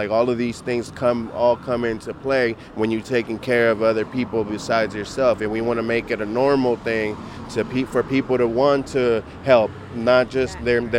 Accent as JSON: {"language": "English", "town": "Oakland", "region": "California", "country": "United States", "tie": "born or raised there", "also_born_or_lived": "Mexico", "said": "I was born in Mexico, but I was raised out here. So, you know, all I know is Oakland."}